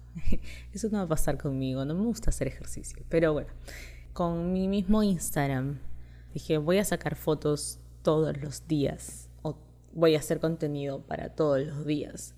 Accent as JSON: {"language": "Spanish", "country": "Chile", "tie": "born or raised there", "moved": "as an adult", "lives_now": "Peru", "said": "Me crié prácticamente toda mi vida en Chile, estoy acá hace dos años"}